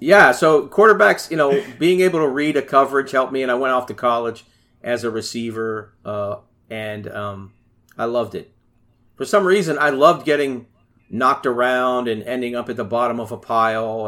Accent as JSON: {"language": "English", "town": "Pittsburgh", "region": "Pennsylvania", "country": "United States", "said": "I'm from Pittsburgh, Pennsylvania"}